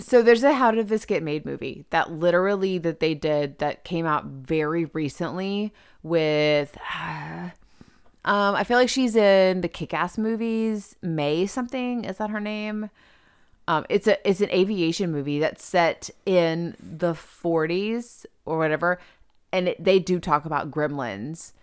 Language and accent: English; the South, United States; we're from, we're from the South.